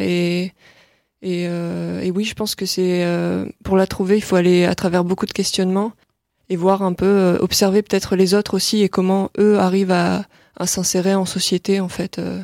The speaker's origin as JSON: {"language": "French", "town": "Lille", "region": "Hauts-de-France", "country": "France", "tie": "born or raised there", "also_born_or_lived": "Boulogne-sur-Mer", "said": "je suis plutôt originaire de Lille"}